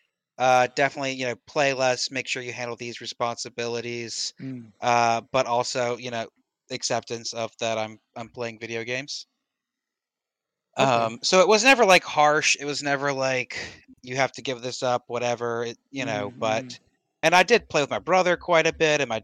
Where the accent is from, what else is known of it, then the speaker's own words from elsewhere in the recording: American Southern, United States; I'm American Southern White.